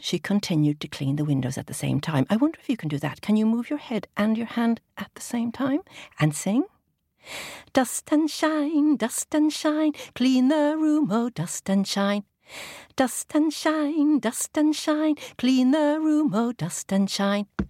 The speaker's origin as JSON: {"language": "English", "country": "Ireland", "tie": "born or raised there", "said": "I grew up in Ireland"}